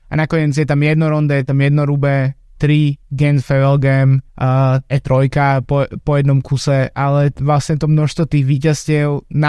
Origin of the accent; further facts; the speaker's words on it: Slovakia; jednak sme Slováci samozrejme